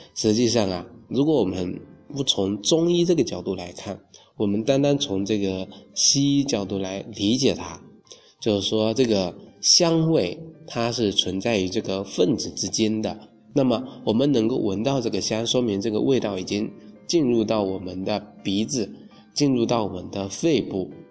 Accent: China; 我们中国人呢，自古就形成了在清明啊去踏青、去赏花、去祭祖、去扫墓、扫墓、去植树的这

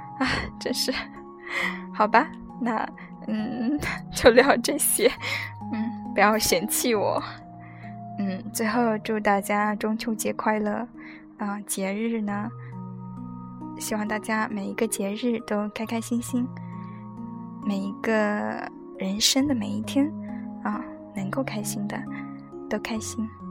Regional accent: Fujian, China; moved away; 我们家乡那边的月饼，啊，就是 ，加沙那边的月饼，哦，是福建的

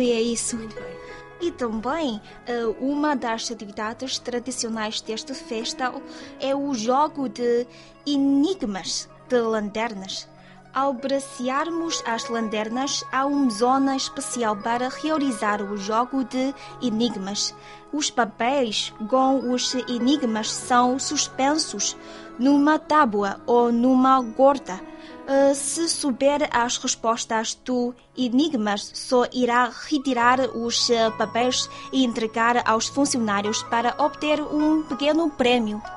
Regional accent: southeast China, China; Portuguese is a second language; moved away; Em alguns lugares do sudeste da China, como na minha terra natal

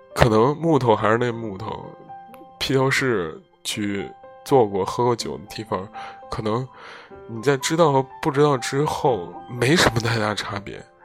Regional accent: Zhengzhou, Henan, China; moved away; also born or lived in Rotterdam; 在回家乡郑州的路上

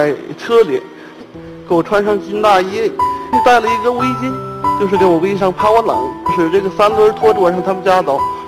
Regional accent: Tangshan, Hebei, China; 我来自河北省唐山市，

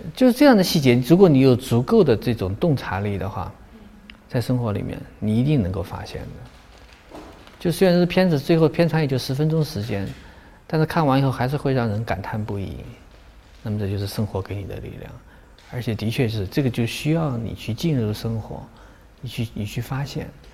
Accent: Guizhou, China; moved away; 我对贵州比较熟悉，我是贵州出来的

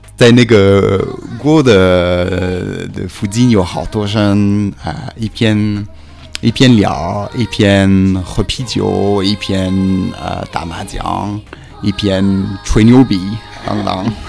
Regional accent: Switzerland; Chinese is a second language; moved away as an adult; also born or lived in Beijing; 我是来自瑞士的北京人

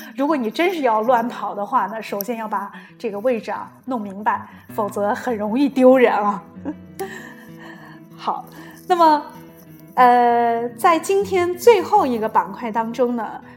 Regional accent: China; moved away; also born or lived in Milan, Italy; 我们中国人

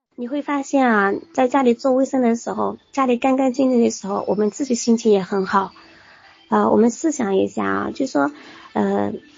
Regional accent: Hunan, China; moved away as an adult; now in Wuhan, China; 我就是来自， 啊， 湖南的武汉人， 我就是湖北的一份子。 那此刻呢， 呃， 我虽然在湖南的老家

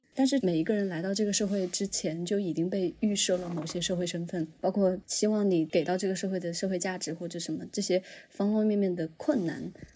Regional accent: Huanggang, Hubei, China; 我是来自湖北黄冈，我们那边的方言里面就是比如说像我爷爷奶奶会那样叫我

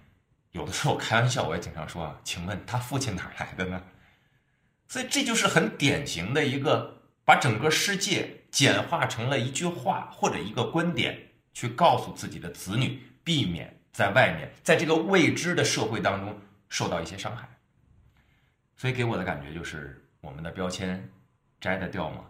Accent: Beijing, China; 你比如说我们北京人啊，我们上海人，他们外地人啊

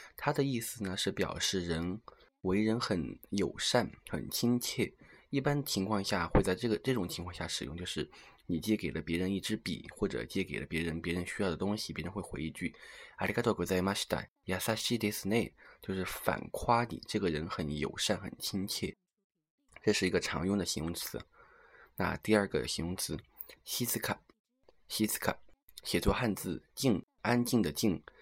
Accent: Sichuan, China; 也算是我的了老乡吧，因为他是一个土生土长的四川人

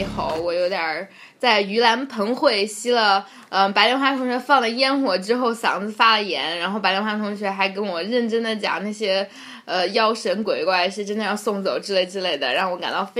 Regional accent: China; 作为一个中国人

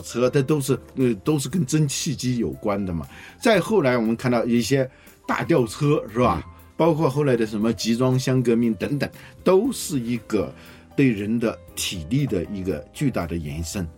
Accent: China; 我们中国人用筷子用了几千年了

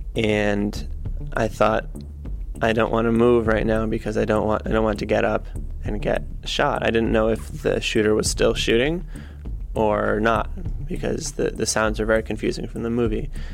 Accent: Connecticut, United States; also born or lived in Beijing, China; I'm from Connecticut. I live in New Haven, Connecticut.

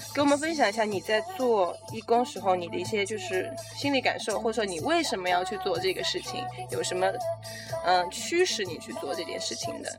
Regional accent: China; 我们中国人

